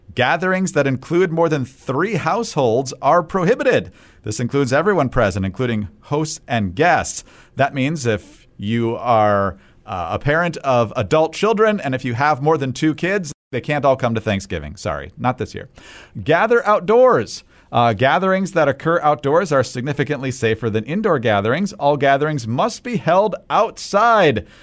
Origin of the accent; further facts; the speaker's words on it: Michigan, United States; I'm from Michigan